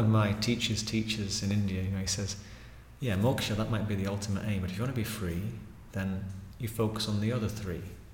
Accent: Pickering, Yorkshire and the Humber, United Kingdom; moved away; I grew up in Pickering in North Yorkshire

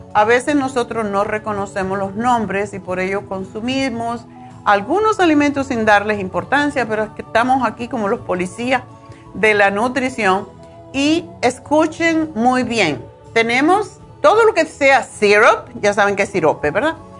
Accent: Cuba; yo soy cubana

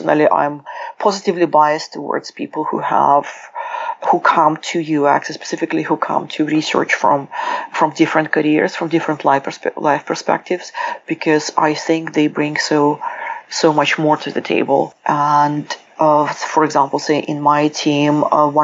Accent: Ukraine; accent: Russian; also born or lived in United Kingdom; now in Seattle, United States; I was born in Ukraine, the accent is Russian, the passport is British, I live in Seattle.

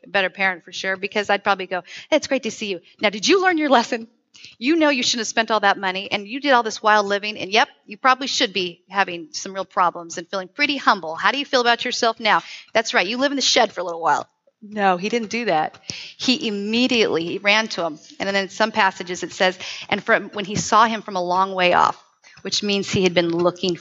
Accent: Southern California, United States; now in Tri-Cities, United States; When I grew up in Southern Cal

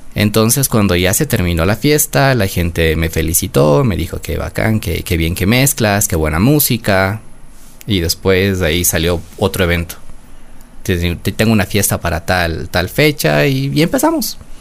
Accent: Quito, Pichincha, Ecuador; yo nací en Quito, de madre quiteña, de padre quiteño

